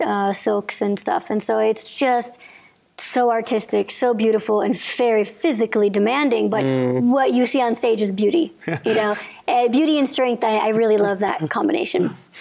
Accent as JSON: {"language": "English", "region": "Illinois", "country": "United States", "tie": "born or raised there", "said": "I grew up in Illinois"}